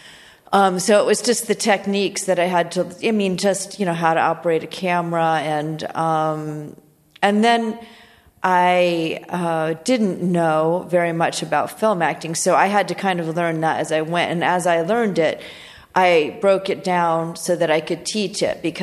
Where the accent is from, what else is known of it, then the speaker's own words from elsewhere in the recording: New England, United States; moved away as an adult; also born or lived in Midwest / Chicago; I grew up in New England, and then I went to school in the Midwest, and then I moved to Chicago